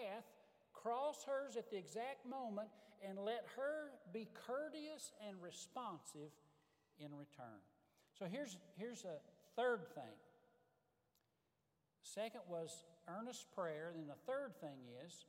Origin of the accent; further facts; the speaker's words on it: Marstown, Tennessee, United States; moved away as an adult; also born or lived in Wilmore, Kentucky; I was from Marstown, Tennessee.